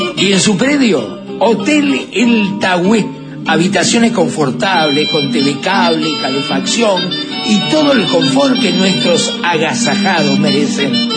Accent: Uruguay; somos los uruguayos

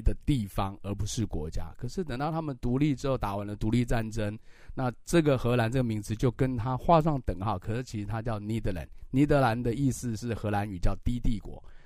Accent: Taiwan; 我们台湾人看起来都有时候比较娇小啊

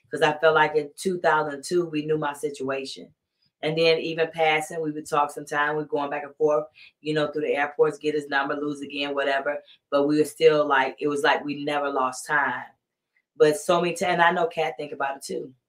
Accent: Southern United States, United States; Like I'm from the South and I'm 53 years old and I still say yes, ma'am, no, ma'am, yes, sir, no, sir

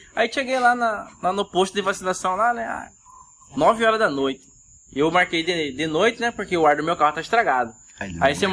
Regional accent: Cuiabá region, Mato Grosso, Brazil

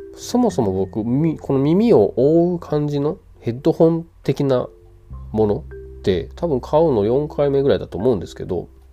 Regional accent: Kansai, Japan; accent: Kansai dialect; moved away; also born or lived in Tokyo; 僕関西弁なんですよデフォルトがそれがさこうやって一人で喋る時は関西弁ではあんまりないと思うんですね

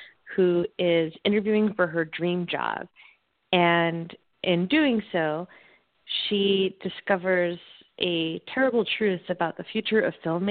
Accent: the Berkshires, Western Massachusetts, United States; now in San Francisco, United States; right now I live in San Francisco, but I was brought up in Western Mass in the Berkshires

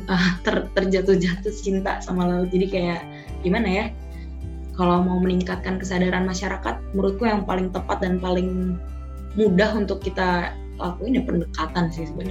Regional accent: Bogor, West Java, Indonesia; now in Bali, Indonesia; aku aku tuh nggak nggak kenal aku loh dari Bogor datang ke Bali belajar gitu di sini aku tuh nggak kenal laut sama sekali

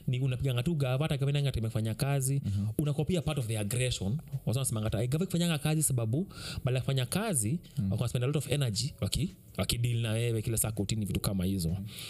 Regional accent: Kenya; mimi kama mkenya

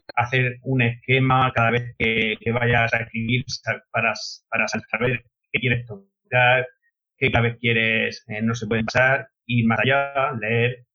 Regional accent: Molina de Segura, Region of Murcia, Spain; Soy de Molina de Segura, soy maestro de primaria

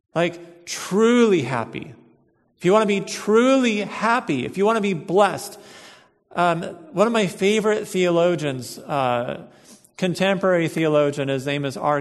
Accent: United States; We're American Christians, and I think in our culture here

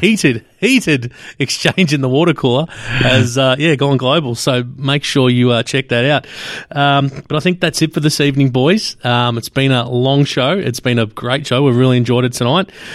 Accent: Australia; being Australian

